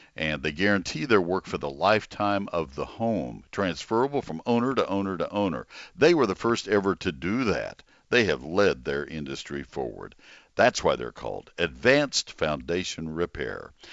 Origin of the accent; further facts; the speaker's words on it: College Station, Texas, United States; When I was growing up in College Station